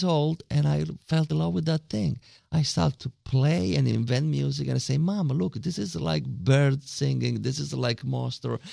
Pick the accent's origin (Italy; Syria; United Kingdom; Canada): Italy; Agrigento, Sicily; English is a second language; moved away as an adult; also born or lived in Rome; now in Newark, Delaware, United States; Sicily. We are from Agrigento